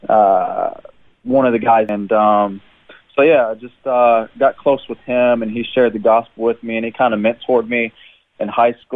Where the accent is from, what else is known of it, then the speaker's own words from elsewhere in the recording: Jeffersonville, Indiana, United States; moved away as an adult; now in Brisbane, Australia; I was born and raised in Jeffersonville, Indiana. It's in southern Indiana, just across the river from Louisville, Kentucky.